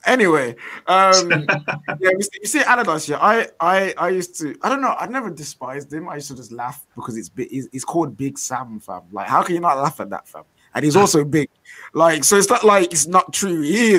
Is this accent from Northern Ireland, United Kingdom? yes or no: no; Bromley, London, United Kingdom; I'm from Bromley, so I love the West Midlands so much.